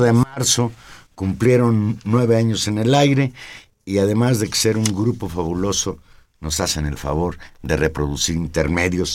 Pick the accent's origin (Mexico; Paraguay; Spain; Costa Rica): Mexico; Mexico City; yo siempre me he sentido habitante de la Ciudad de México.